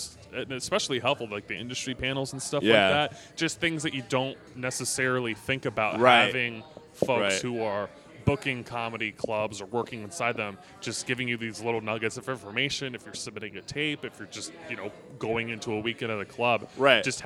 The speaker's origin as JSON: {"language": "English", "area": "Bay Area", "region": "California", "country": "United States", "tie": "born or raised there", "moved": "yes", "lives_now": "Los Angeles, United States", "said": "I live in LA right now, but I grew up in the Bay Area."}